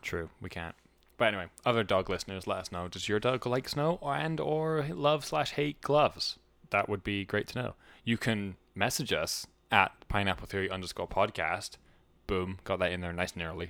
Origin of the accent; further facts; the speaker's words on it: United Kingdom; I'm British.